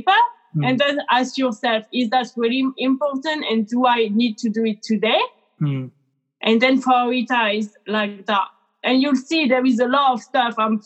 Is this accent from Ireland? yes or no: no; France; now in United Kingdom; working in UK, because I'm from France originally